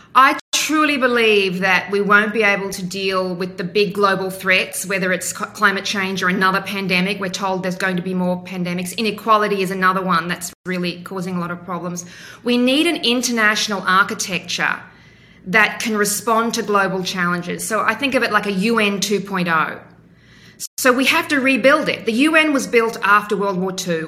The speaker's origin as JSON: {"language": "English", "region": "Western Queensland", "country": "Australia", "tie": "born or raised there", "also_born_or_lived": "Hong Kong / United States", "moved": "as an adult", "said": "I grew up in Western Queensland in the 1970s. We moved every few years around the state."}